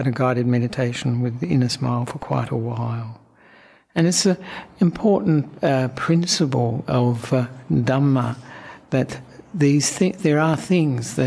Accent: Australia; also born or lived in Sri Lanka / Western Australia; now in Victoria, Australia; I'm an Australian monk

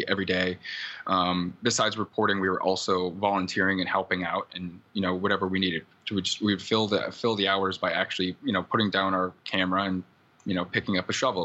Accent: Iowa, United States; now in Oakland, United States; I'm from Iowa.

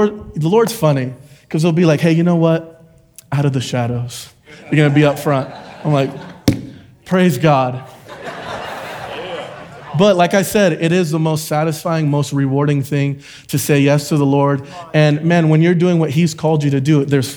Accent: Florida, United States; moved away as an adult; also born or lived in Puerto Rico / Oklahoma; I was born in Puerto Rico, moved to Florida when I was about 2 or 3 years old, and grew up in a Christian home.

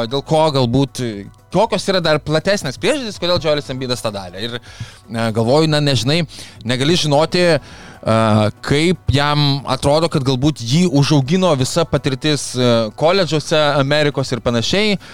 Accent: Lithuania

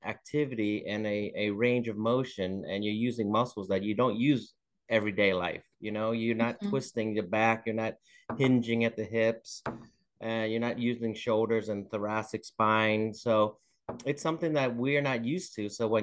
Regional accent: Northern Virginia, United States; also born or lived in Vietnam; I have spent most of my life in Northern Virginia. We came over here from Vietnam, but since then I've been in Northern Virginia.

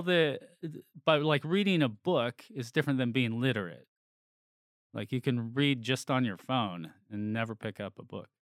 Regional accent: near San Francisco, California, United States; I grew up near San Francisco

